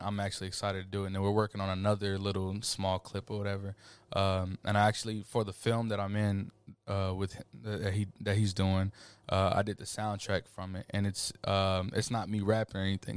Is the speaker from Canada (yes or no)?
no; Killeen, Texas, United States; also born or lived in Montgomery, Alabama; from Killeen, Texas. I was born in Montgomery, Alabama, October second, nineteen ninety-eight.